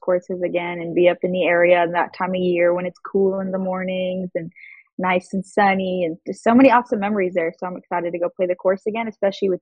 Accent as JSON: {"language": "English", "town": "Aurora", "region": "Colorado", "country": "United States", "tie": "born or raised there", "also_born_or_lived": "Kansas", "moved": "as an adult", "said": "I grew up in Denver, Colorado. Aurora, a suburb of Denver"}